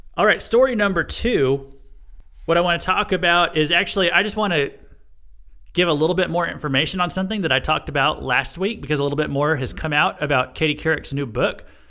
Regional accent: Missouri, United States; this happened in my home state

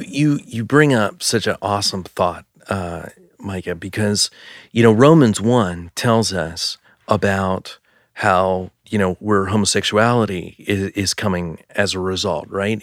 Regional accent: Pennsylvania, United States; we come from Pennsylvania

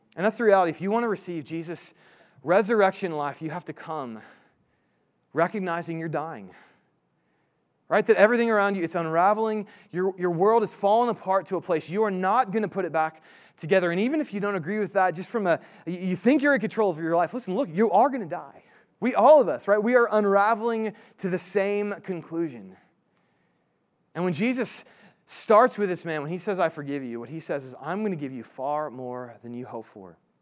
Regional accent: Indiana, United States; moved away; I'm from Indiana originally

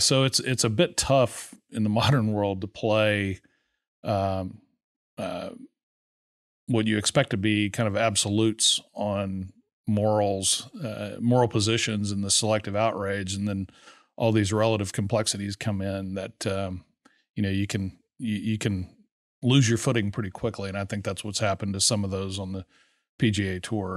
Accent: Texas Gulf Coast, United States; I grew up on the Texas Gulf Coast

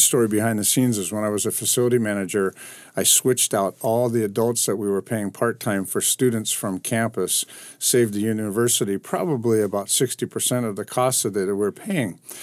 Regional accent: Anaheim, California, United States; also born or lived in Hawaii; I grew up in Anaheim

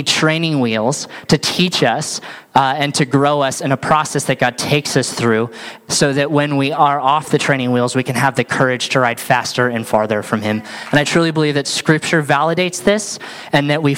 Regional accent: Sandy, Utah, United States; So I grew up here in Sandy, Utah, Utah boy

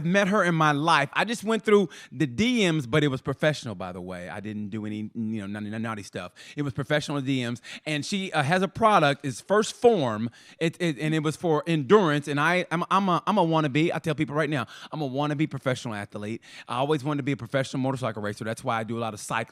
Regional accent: Muskogee, Oklahoma, United States; I grew up in Muskogee, Oklahoma

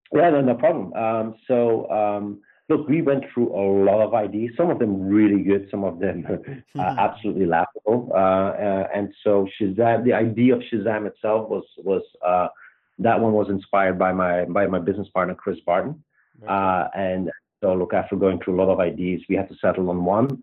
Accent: Belgium; accent: Belgian; moved away as an adult; also born or lived in Luxembourg; now in United States; I grew up in Belgium. Um, and um, yeah, pretty much lived there till I was 26 with a, a small stint in Luxembourg

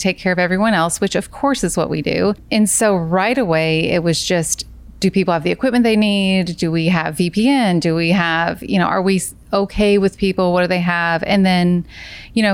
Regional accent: Kentucky, United States; moved away as an adult; I'm from Kentucky

